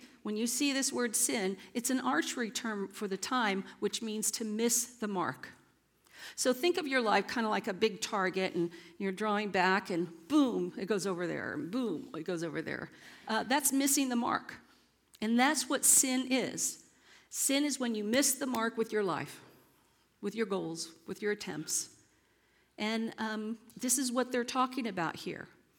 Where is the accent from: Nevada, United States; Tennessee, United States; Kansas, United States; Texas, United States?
Texas, United States; San Antonio; I told you guys I was raised up here in San Antonio and went to Roy Baldwin's alma mater, where he taught for all those years.